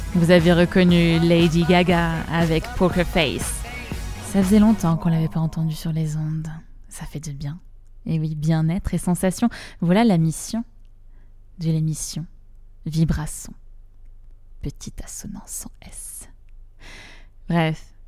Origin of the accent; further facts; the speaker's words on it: Rouen, Normandy, France; j'ai grandi à Rouen